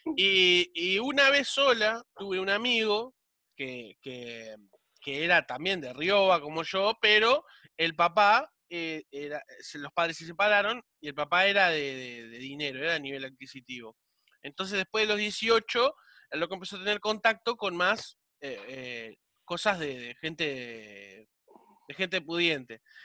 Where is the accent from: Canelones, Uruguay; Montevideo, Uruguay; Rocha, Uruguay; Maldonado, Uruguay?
Montevideo, Uruguay; vivía cerca del Parque Central. Y mi viejo me llevaba a la peluquería del Parque Central